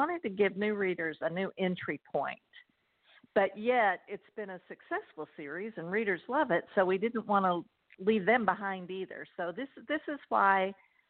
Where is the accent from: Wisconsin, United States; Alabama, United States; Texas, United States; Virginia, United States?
Texas, United States; I'm from Texas. I'm a native Texan.